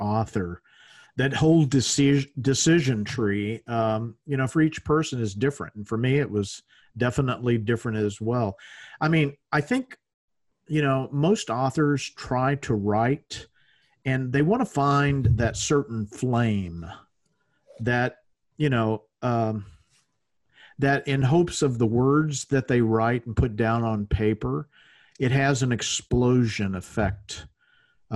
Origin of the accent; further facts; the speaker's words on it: Louisiana, United States; moved away; I'm from the South originally. I'm from Louisiana